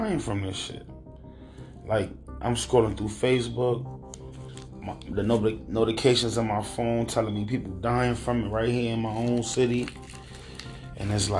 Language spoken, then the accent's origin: English; Hartford, Connecticut, United States; This is my hometown, my home state